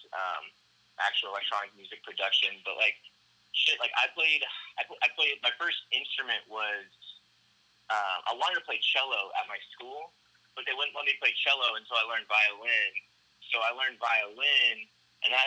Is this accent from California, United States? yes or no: no; Hilton Head, South Carolina, United States; moved away as an adult; also born or lived in Virginia; now in Dallas, United States; I'm from a small island called Hilton Head there. I grew up there. I was actually born in Virginia, but I lived there, like, pretty much since I was a baby.